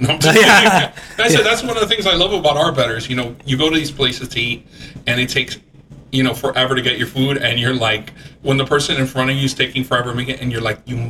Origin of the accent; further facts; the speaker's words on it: Westchester, Florida, United States; also born or lived in New York; I grew up in Westchester, and my family moved there in 75 from New York